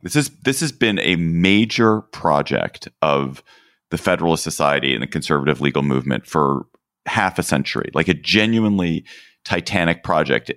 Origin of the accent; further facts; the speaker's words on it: Washington, District of Columbia, United States; here in my hometown of Washington, D C.